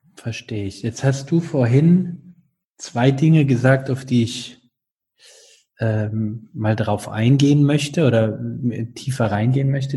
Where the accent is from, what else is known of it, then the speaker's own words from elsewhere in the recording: North Rhine-Westphalia, Germany; now in Baden-Württemberg, Germany; ich bin dort aufgewachsen in Nordrhein-Westfalen